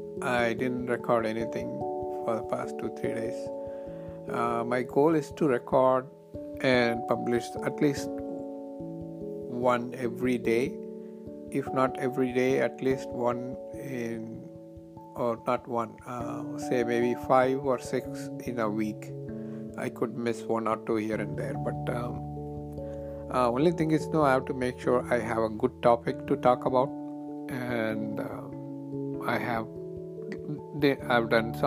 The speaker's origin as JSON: {"language": "English", "country": "India", "second_language": "English", "moved": "yes", "lives_now": "United States", "said": "I came to US from India about 20 years ago, and there were a lot of things happening in India"}